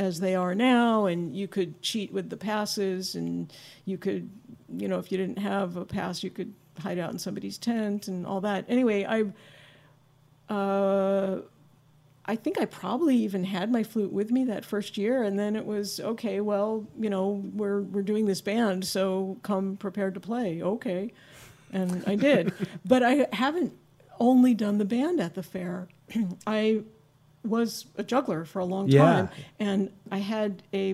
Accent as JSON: {"language": "English", "region": "Maryland", "country": "United States", "tie": "born or raised there", "also_born_or_lived": "New Jersey / New York City / Portland, Oregon / Berkeley, California", "moved": "as an adult", "lives_now": "Bay Area, United States", "said": "I grew up when I was very young in New Jersey. And then my family moved to Maryland, the suburbs outside of Washington, D.C. So those two places I claim, New Jersey and Maryland"}